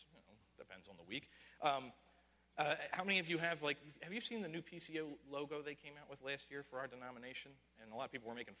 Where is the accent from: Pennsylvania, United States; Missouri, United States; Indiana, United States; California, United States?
Pennsylvania, United States; Philadelphia; I took this obnoxious pride in living within the city limits. I'm a real Philadelphian